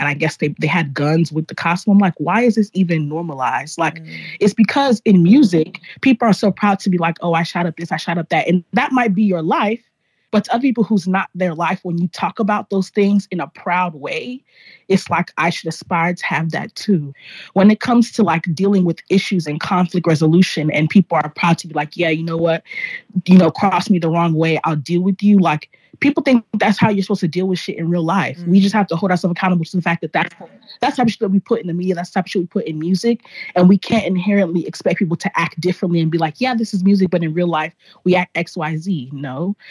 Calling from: Los Angeles, California, United States; Yeah, I am recording live from Los Angeles.

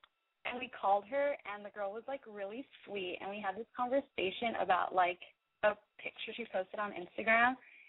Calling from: Silver Lake, California, United States; from Silver Lake. And I am calling

